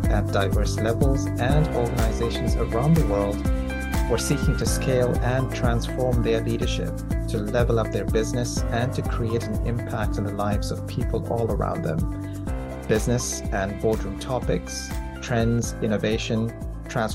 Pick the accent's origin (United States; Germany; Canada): Canada; Toronto, Ontario; now in London, United Kingdom; I'm actually from Toronto